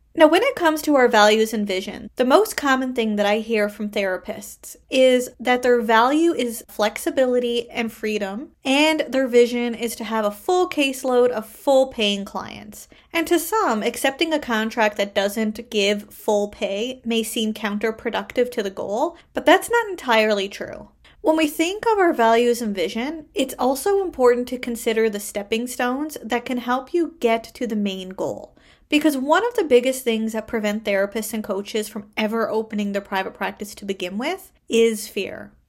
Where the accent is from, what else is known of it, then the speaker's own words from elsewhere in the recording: Canada; I am a Canadian social worker